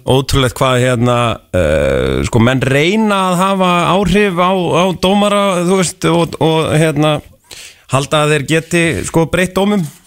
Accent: North Iceland, Iceland; ég er að norðan

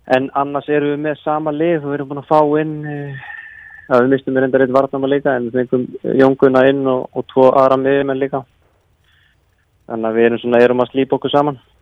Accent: Reykjanesbær, Southern Peninsula, Iceland; also born or lived in Njarðvík / Keflavík; ég er úr Reykjanesbæði og, og býi í Njarvík

